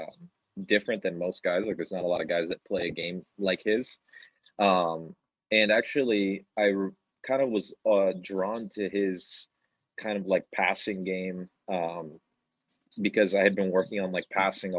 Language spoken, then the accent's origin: English; Miami, Florida, United States; moved away; also born or lived in Charlotte, North Carolina; I grew up in Florida, in South Florida